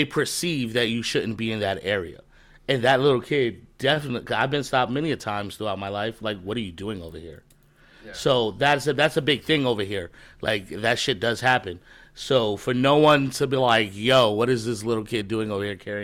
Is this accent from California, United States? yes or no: no; New York City, New York, United States; Bushwick is where I grew up in Brooklyn